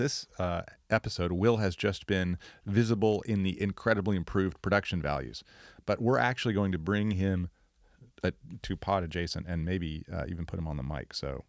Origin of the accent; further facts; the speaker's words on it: United Kingdom; as a Brit myself, you're allowed to say